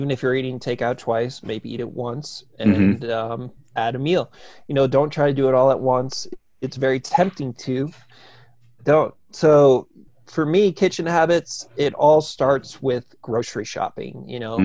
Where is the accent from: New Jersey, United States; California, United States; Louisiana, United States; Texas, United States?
New Jersey, United States; because I grew up in New Jersey